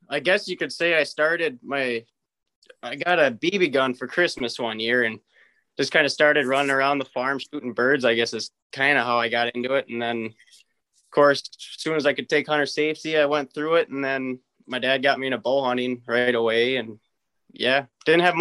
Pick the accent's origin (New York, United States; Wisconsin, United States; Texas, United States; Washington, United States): Wisconsin, United States; Osceola; up in Osceola, Wisconsin. It's like right on the border of Minnesota. Um, my family they've been there since 1868. Uh, my grandparents actually still live on the farm